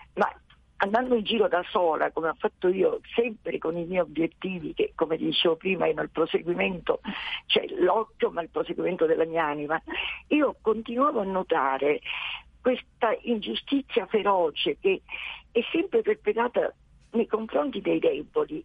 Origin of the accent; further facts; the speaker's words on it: Sicily, Italy; io sono siciliana